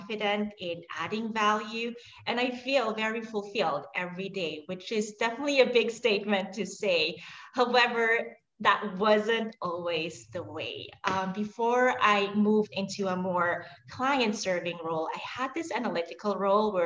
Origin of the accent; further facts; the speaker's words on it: Switzerland; now in New York, United States; I'm actually Swiss. So I was born and raised in Switzerland.